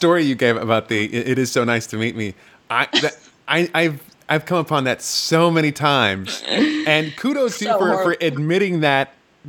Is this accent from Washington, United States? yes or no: no; North Dakota, United States; now in New York, United States; I grew up on a farm in North Dakota